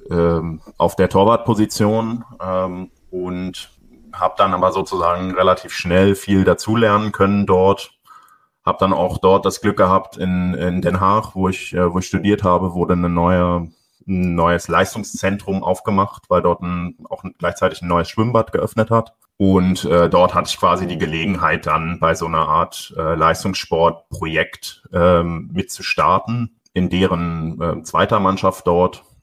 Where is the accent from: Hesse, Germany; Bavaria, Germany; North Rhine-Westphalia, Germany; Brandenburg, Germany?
Brandenburg, Germany; Schwedt an der Oder; Ich komme aus Schwedt an der Oder. Das ist ähm, in Brandenburg äh, im Nordosten von Berlin, ungefähr 100 Kilometer nordöstlich, äh, an der polnischen Grenze direkt